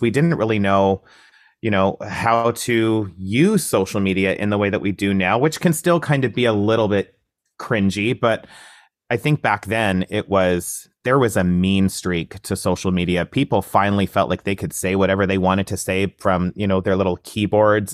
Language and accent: English; Coaldale, Alberta, Canada; now in Toronto, Canada; I grew up in Southern Alberta, really, really small town, uh, conservative, um, environment, a town called Coldale